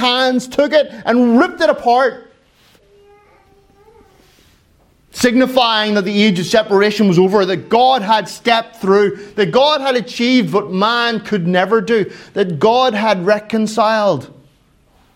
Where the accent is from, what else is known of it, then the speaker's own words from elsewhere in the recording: Ireland; I am Irish